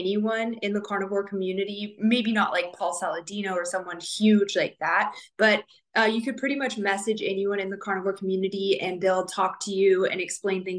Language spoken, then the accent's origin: English; Southern California, United States; moved away as an adult; now in Okinawa, Japan; I grew up in Southern California